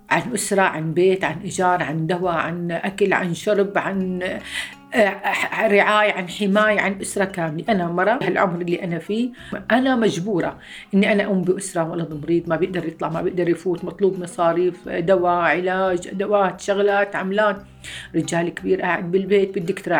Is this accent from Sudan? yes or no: no; Homs, Homs Governorate, Syria; moved away as an adult; عمري 54 سنة من مدينة حمص جيت أنا وزوجي وأولاد اثنين هلا